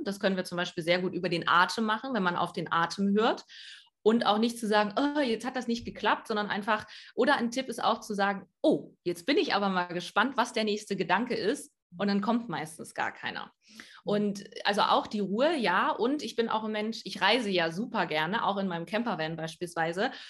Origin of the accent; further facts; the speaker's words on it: East Germany, Germany; ich bin äh, in, in Ostdeutschland groß geworden